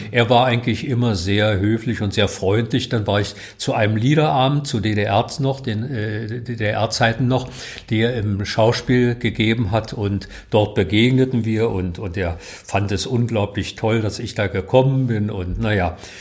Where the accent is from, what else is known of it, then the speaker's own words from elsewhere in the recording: Berlin, Germany; ich bin aus Mahlsdorf nie rausgekommen. Ich habe mein ganzes Leben hier im Umkreis meines jetzigen Hauses verbracht.